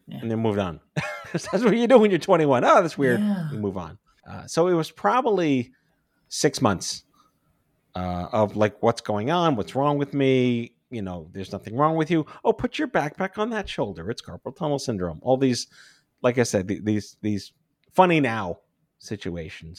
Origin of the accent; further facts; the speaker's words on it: New York City, New York, United States; I grew up on Staten Island